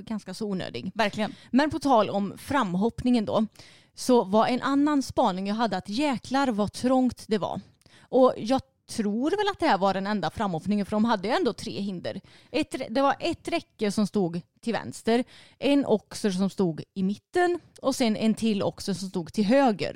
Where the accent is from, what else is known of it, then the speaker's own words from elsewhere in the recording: Sweden; för mig som är svensk